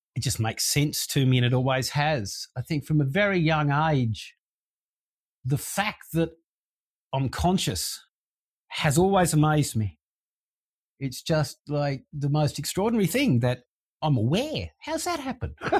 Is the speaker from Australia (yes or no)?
yes; Sydney, New South Wales, Australia; I grew up in Sydney